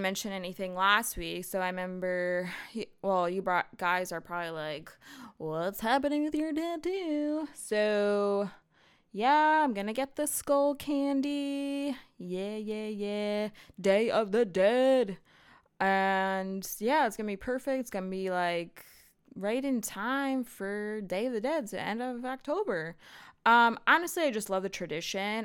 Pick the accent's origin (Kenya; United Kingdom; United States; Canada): United States; I'm American